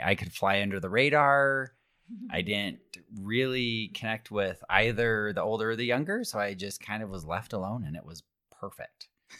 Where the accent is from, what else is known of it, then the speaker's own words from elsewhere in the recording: Alpine, Utah, United States; Correct. I grew up in Alpine.